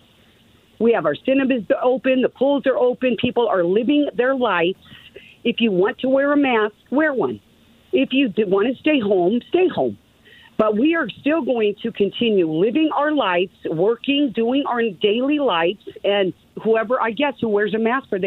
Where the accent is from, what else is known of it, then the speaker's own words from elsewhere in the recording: Tulsa, Oklahoma, United States; I'm from Tulsa, Oklahoma